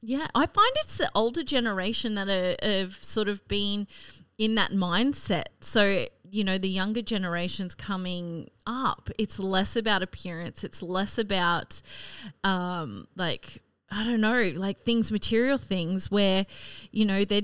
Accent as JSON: {"language": "English", "region": "North Queensland", "country": "Australia", "tie": "born or raised there", "also_born_or_lived": "Rockhampton / Brisbane", "lives_now": "Cairns, Australia", "said": "growing up in North Queensland"}